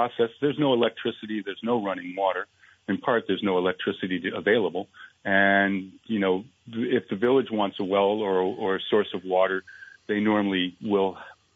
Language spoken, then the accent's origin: English; Vermont, United States; moved away as an adult; also born or lived in Rutland, Vermont / Jay, Vermont / Northfield, Vermont / central Maine; now in Maine, United States; Born and raised in Vermont, moved several times throughout the state. Rutland, Jay, ended up in Northfield